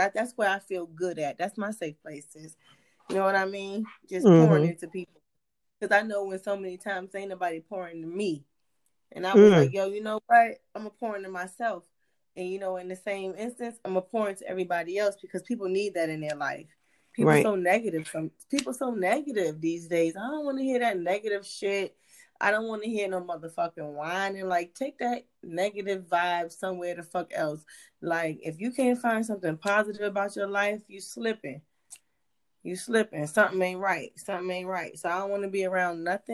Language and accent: English; Hampton, Virginia, United States; now in Atlanta, United States; I'm originally from Hampton, Virginia, VA. Newport News is also my people's. But I've been in the A since 05.